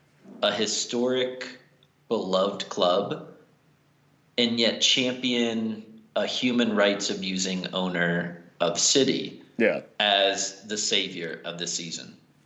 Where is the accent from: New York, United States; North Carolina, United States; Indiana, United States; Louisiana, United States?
Indiana, United States; southern; moved away; also born or lived in Chicago; I grew up in southern Indiana